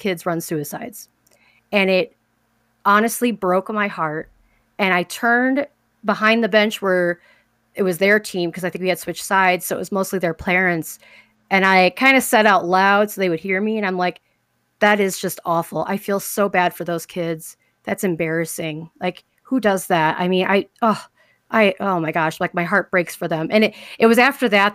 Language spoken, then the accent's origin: English; Chicago, Illinois, United States; I grew up in Chicago, Southside Chicago